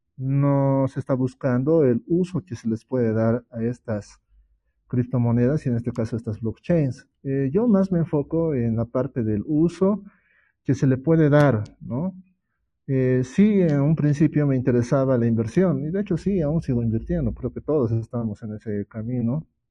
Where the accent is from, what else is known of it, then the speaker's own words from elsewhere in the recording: Bolivia; yo soy de Bolivia